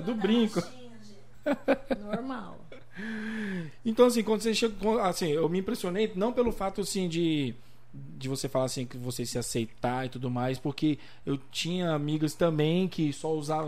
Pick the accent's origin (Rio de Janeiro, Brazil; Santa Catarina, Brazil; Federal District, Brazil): Federal District, Brazil; Brasília; moved away as an adult; also born or lived in Cidade Ocidental, Goiás; now in Limeira, Brazil; eu sou natural, nasci, criado em Brasília